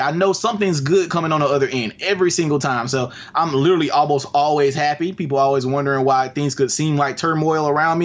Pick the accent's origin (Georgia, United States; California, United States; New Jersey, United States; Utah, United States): Georgia, United States; Albany; here where I live in Albany. It's my first project, my hometown